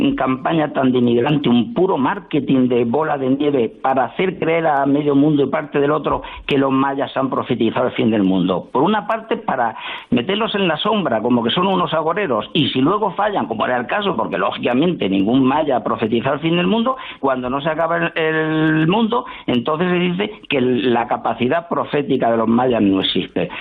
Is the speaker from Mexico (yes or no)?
no; Spain; como españoles que somos